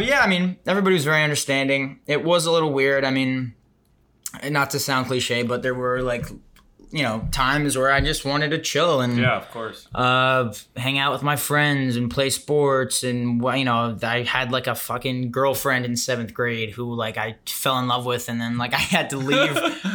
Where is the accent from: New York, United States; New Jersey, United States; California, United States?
New York, United States; Chappaqua; I'm originally from New York, Westchester, New York, Chappaqua, which is home to the Clintons.